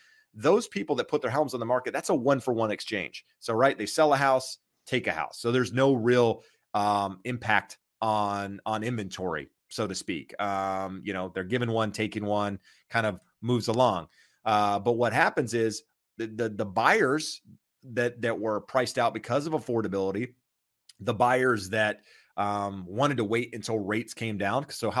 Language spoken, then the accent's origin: English; Kinston, North Carolina, United States; From a small town, Kinston.